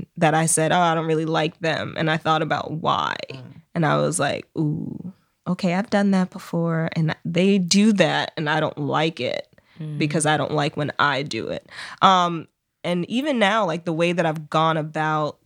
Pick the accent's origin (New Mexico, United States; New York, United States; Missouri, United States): New York, United States; New York City; I grew up here in New York City